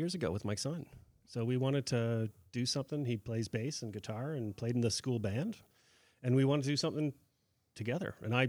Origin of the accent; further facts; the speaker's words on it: Winnipeg, Manitoba, Canada; moved away; I'm originally from Winnipeg